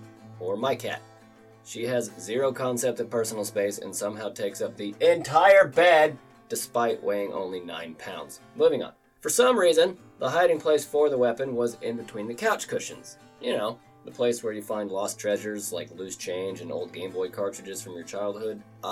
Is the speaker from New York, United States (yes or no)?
no; Oklahoma, United States; my home state of Oklahoma